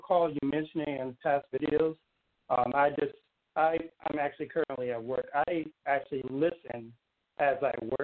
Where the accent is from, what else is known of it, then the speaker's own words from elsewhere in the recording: New Orleans, Louisiana, United States; now in Connecticut, United States; I'm originally from Louisiana, New Orleans.